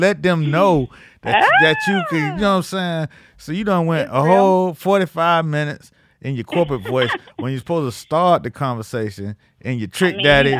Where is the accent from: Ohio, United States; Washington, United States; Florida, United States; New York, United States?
Florida, United States; Miami; we are from Miami. Dade County, 305.